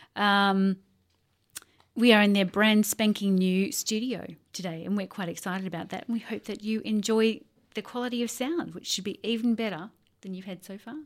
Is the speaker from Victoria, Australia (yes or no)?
no; Sydney, New South Wales, Australia; I grew up on the North Shore